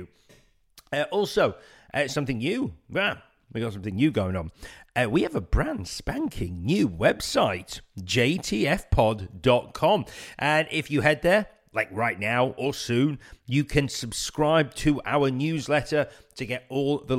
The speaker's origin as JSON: {"language": "English", "town": "Leeds", "region": "Yorkshire and the Humber", "country": "United Kingdom", "tie": "born or raised there", "moved": "as an adult", "lives_now": "London, United Kingdom", "said": "Leeds born and bred"}